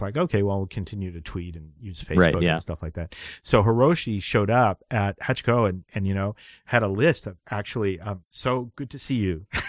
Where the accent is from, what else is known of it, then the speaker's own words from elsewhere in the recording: Vancouver, British Columbia, Canada; I'm from Vancouver, BC, and I also have webbed feet.